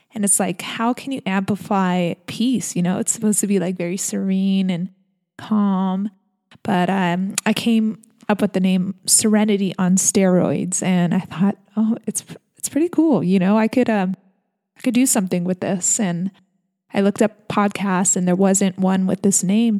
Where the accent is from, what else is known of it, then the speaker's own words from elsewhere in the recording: San Diego, California, United States; I'm born and raised in San Diego, California.